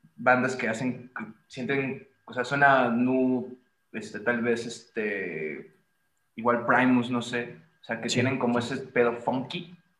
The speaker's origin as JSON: {"language": "Spanish", "region": "Veracruz", "country": "Mexico", "also_born_or_lived": "Xalapa", "moved": "yes", "said": "Poncho y yo somos de Veracruz"}